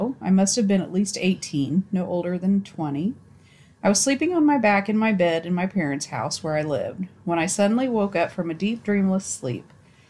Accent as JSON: {"language": "English", "region": "Indiana", "country": "United States", "said": "I'm from Indiana, and a couple years back, my mother was driving my sister and I to school."}